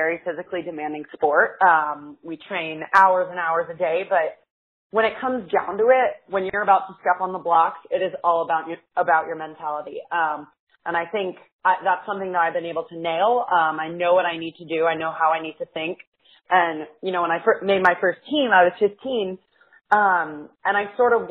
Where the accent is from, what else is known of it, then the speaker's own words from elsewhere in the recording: Rhode Island, United States; I grew up in Rhode Island, the Ocean State.